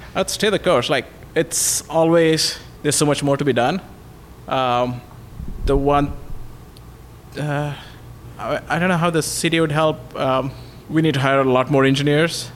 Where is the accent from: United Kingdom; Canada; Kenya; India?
India; moved away as an adult; also born or lived in Redmond; now in Bellevue, United States; I grew up in India, came here for my master's